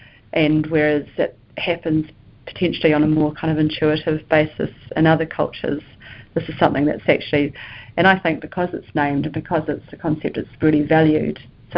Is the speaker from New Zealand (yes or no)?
yes; South Island, New Zealand; I am from the South Island of New Zealand. Two islands in New Zealand, North Island, South Island. I'm from a small place down the south